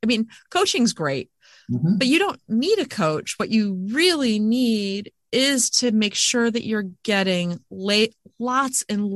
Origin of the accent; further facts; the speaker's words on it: United States; I think I'm American